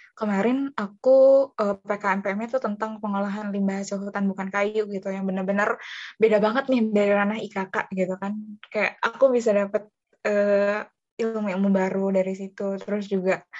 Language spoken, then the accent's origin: Indonesian; Bogor, West Java, Indonesia; Aku uh, lahir di Bogor, pastinya lahir di Bogor uh, 12 Agustus 2001. Jadi uh, orang pribumi ya, orang Bogor asli